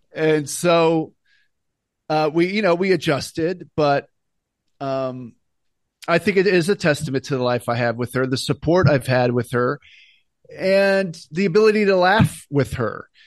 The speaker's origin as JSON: {"language": "English", "town": "Alexandria", "region": "Virginia", "country": "United States", "tie": "born or raised there", "also_born_or_lived": "Washington, D.C. / New York City / Los Angeles", "moved": "as an adult", "said": "I was born in Alexandria, Virginia."}